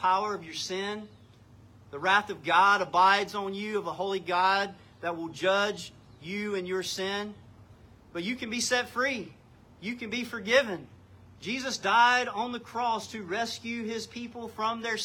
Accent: North Carolina, United States; I was born in North Carolina.

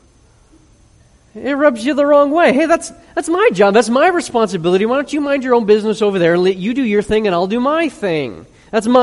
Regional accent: Chicago, Illinois, United States; I grew up in Chicago when we got all kinds of snow

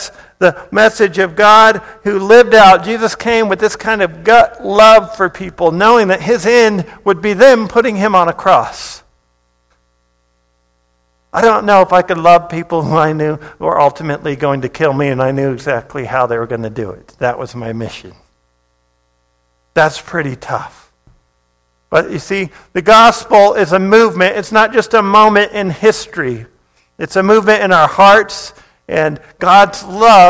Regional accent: Hawaii, United States; moved away; I grew up in Hawaii

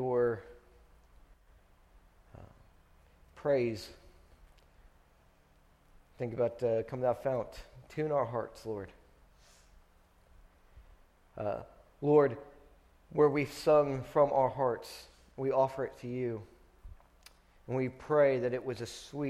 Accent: Friendswood, Texas, United States; I grew up in Friendswood. We moved here whenever I was in kindergarten, halfway through my kindergarten year

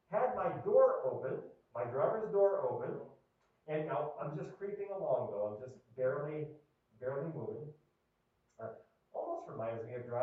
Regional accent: Erie, Pennsylvania, United States; moved away as an adult; I'm from Erie, Pennsylvania, and I grew up there uh, my first 30 years of life enduring brutal snowstorms.

